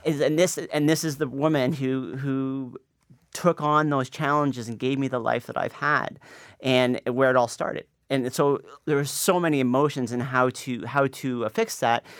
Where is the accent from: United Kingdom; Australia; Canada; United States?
Canada; now in Toronto, Canada; me growing up in Canada in, in a middle class family